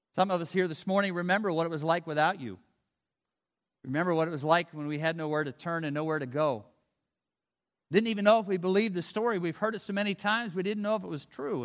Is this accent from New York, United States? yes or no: no; Avella, Pennsylvania, United States; I grew up near Avella, Pennsylvania, Buffalo, it doesn't matter where, it's just a little quaint town